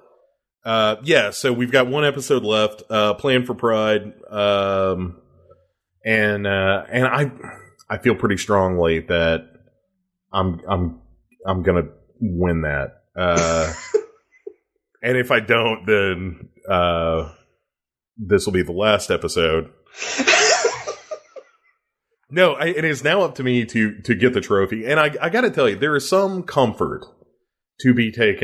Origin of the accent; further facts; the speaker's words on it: United States; my home country